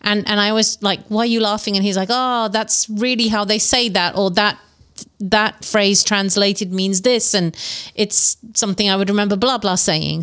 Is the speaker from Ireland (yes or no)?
no; England, United Kingdom; nostalgia of growing up in England